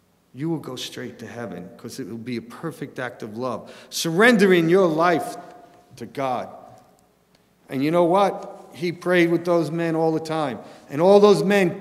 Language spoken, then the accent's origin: English; New York City, New York, United States; I grew up in New York City